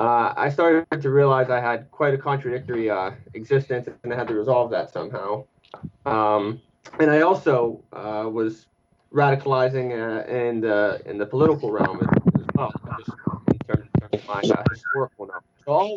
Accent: New Castle, Pennsylvania, United States; I'm one of six children from a pretty, you know, typical working class Rust Belt family. I'm from Newcastle, Pennsylvania, which is right outside Pittsburgh.

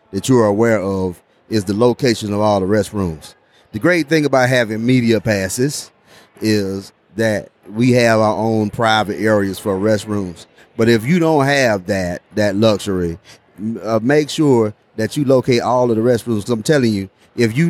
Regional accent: Florida, United States; We're from Florida

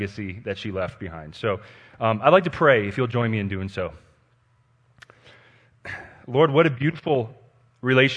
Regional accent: Denver, Colorado, United States; And I'm a Colorado native. I was born and raised in Denver.

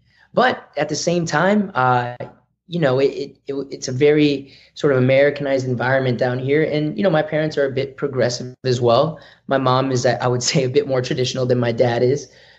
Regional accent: Hackensack, New Jersey, United States; born there; I was born in New Jersey, Hackensack, New Jersey.

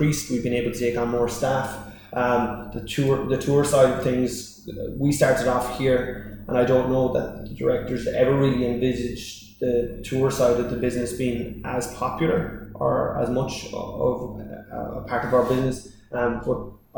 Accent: Dingle, Munster, Ireland; also born or lived in London; I grew up, born and raised in Dingle, lived here all my life before I went to London

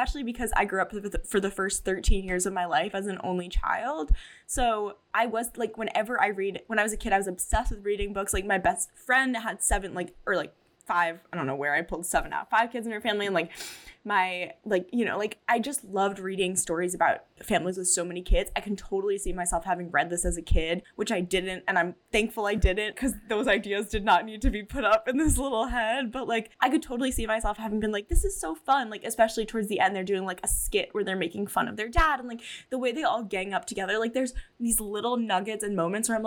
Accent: Long Island, New York, United States; I'm from Long Island

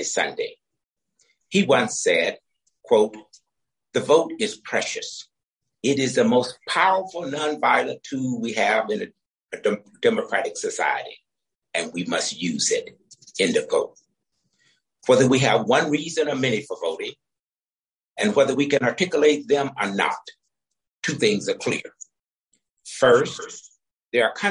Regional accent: Deep South, United States; growing up in the Deep South during America's apartheid era

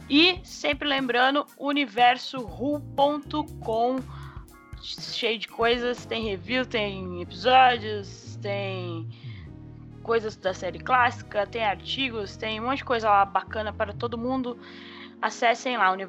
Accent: England, United Kingdom; born there; Ai, eu nasci na Inglaterra.

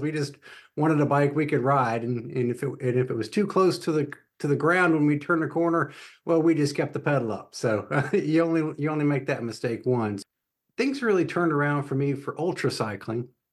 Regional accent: Atlanta, Georgia, United States; moved away as an adult; now in Charlotte, United States; I grew up in Atlanta, so I moved to North Carolina, uh, when I was eighteen

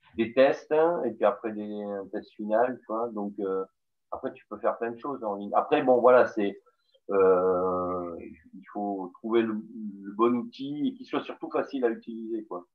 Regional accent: the South, southern France, France; accent: southern; on m'a dit qu'on décelait l'accent du Sud

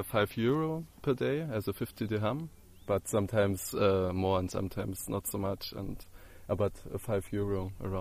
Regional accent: Jena, Thuringia, Germany; I came from the middle of Germany in Jena.

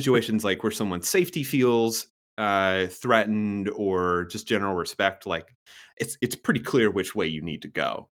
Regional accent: the South, United States; I grew up in the South

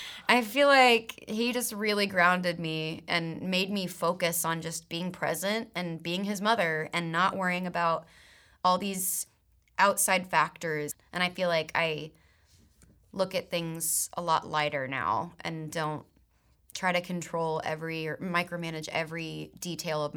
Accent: Texas, United States; growing up in Texas

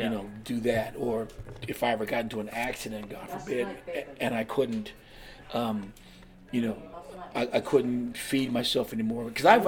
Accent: California, United States; also born or lived in Washington State; now in Pennsylvania, United States; I'm from California originally

